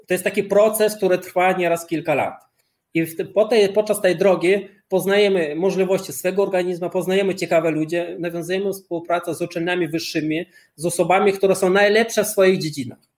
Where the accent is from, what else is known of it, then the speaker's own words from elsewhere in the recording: Lithuania; moved away; Ja urodziłem się na Litwie i chciano mnie zabrać do wojska radzieckiego